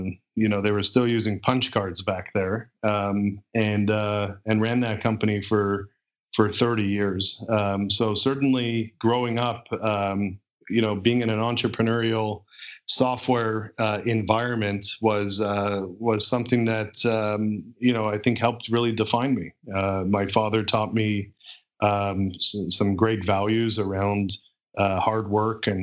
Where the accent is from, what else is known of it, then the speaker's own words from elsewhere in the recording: Montreal, Quebec, Canada; growing up in Montreal, particularly you know, being in a bilingual province in Canada